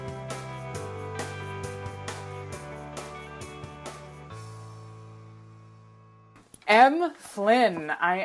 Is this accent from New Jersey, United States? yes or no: yes; New Jersey, United States; moved away; I'm a Jersey girl myself